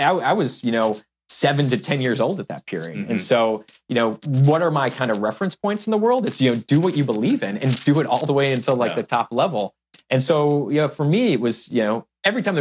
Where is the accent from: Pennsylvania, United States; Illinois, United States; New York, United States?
Illinois, United States; Chicago; we grew up on the South Side of Chicago